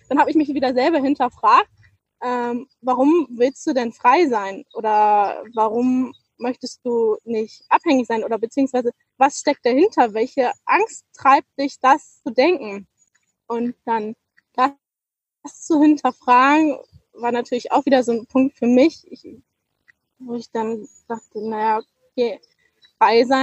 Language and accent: German; Northern Germany, Germany; ich komme aus, aus Norddeutschland, weißt du, der höchste Berg ist der Deich.